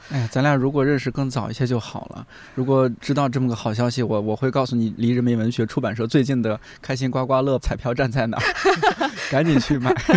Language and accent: Chinese; Shanxi, China; moved away; 我们三晋大地，人杰地灵啊